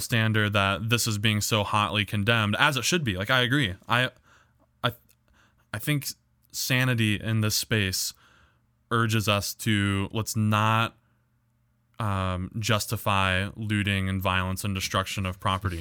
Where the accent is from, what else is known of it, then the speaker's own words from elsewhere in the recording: United States; as an American